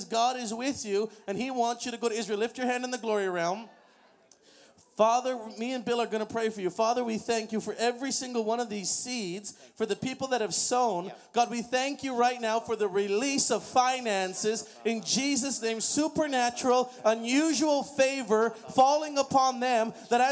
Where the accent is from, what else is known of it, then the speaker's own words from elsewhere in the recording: Oshawa, Ontario, Canada; I grew up in Oshawa, Ontario.